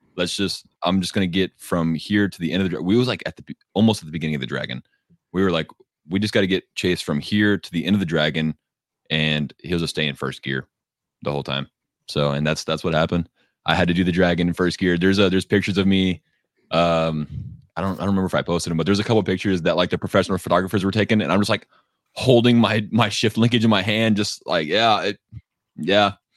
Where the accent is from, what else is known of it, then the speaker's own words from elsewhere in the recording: Texas, United States; I'm from Texas where everything is just flat and dead